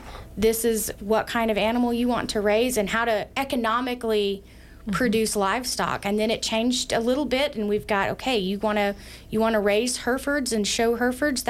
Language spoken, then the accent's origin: English; Georgia, United States; now in Sheridan, United States; I grew up in Georgia